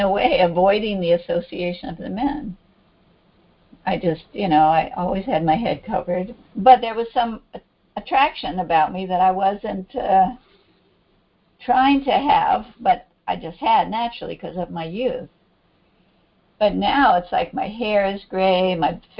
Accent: Hawaii, United States; moved away; I was in Hawaii. I'm from Hawaii

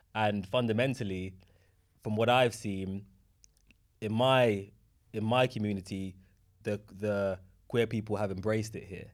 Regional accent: London, United Kingdom; my hometown, Tottenham, opposite from where I grew up

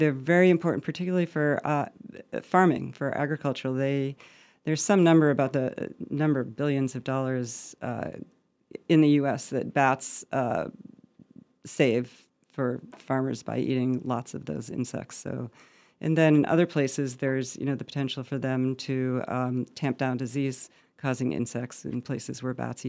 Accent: Montague, Massachusetts, United States; my hometown of Montague, Massachusetts

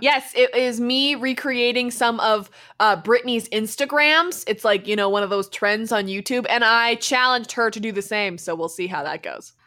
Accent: Canada; We're from Canada

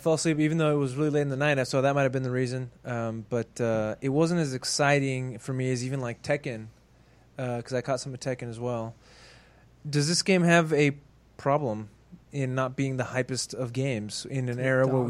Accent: Texas, United States; also born or lived in Monterrey, Mexico (family); Monterrey is where my entire family is from. I was born in Texas, but my family's from Monterrey

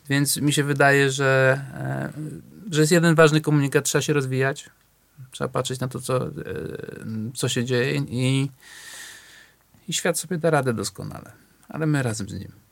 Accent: Warsaw, Masovian Voivodeship, Poland; ja się wychowałem na Natolinie, na Ursynowie

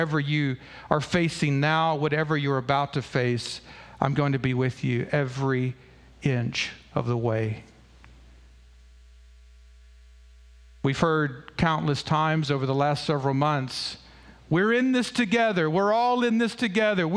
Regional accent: United States; I was born in the United States of America

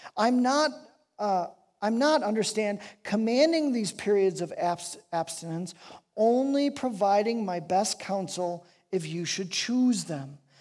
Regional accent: Chicago, Illinois, United States; I was raised in Chicago

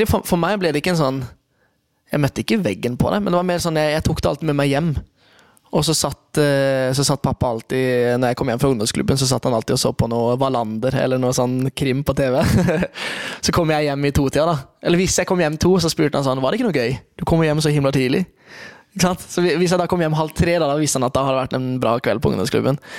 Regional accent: Kristiansand, Agder, Norway; jeg er fra Kristiansand, og eh, der er det det er nok det i flere steder i Norge, men midt i bibelbeltet så er det et veldig tydelig skille.

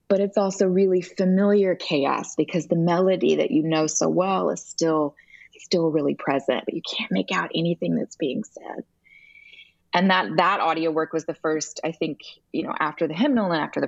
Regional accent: Alabama, United States; I grew up in Alabama in a Presbyterian church

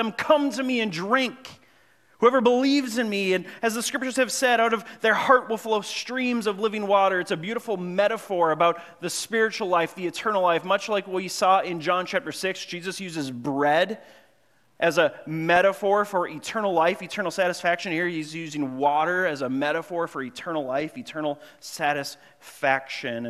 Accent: Grand Marais, Minnesota, United States; I grew up in Grand Marais, Minnesota. Well, I moved up there when I was in sixth grade

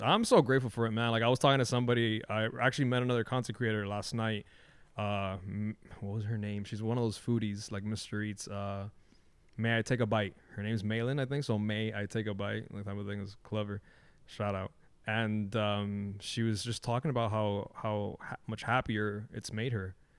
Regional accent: Miami, Florida, United States; living in, and growing up in Miami

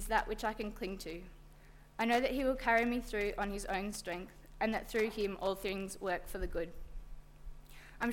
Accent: Bendigo, Victoria, Australia; In my hometown of Bendigo, I grew up in a small

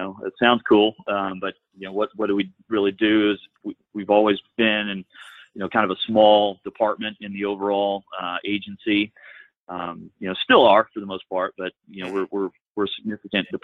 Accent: Cynthiana, Kentucky, United States; I am from Kentucky. I grew up in a small town just north of Lexington, Cynthiana, Kentucky

